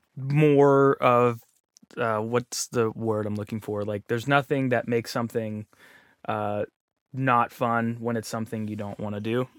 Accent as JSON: {"language": "English", "town": "Pittsburgh", "region": "Pennsylvania", "country": "United States", "tie": "born or raised there", "also_born_or_lived": "Columbus, Ohio / Orlando, Florida", "moved": "as an adult", "said": "I'm from Pittsburgh"}